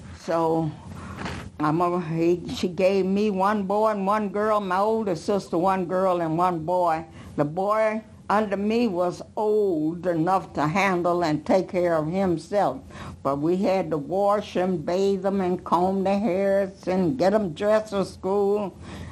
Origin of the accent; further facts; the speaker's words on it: Chicago, Illinois, United States; We grew up in Progressive Baptist Church, which was at 37th in LaSalle at the time. And then the Dan Ryan hadn't been built.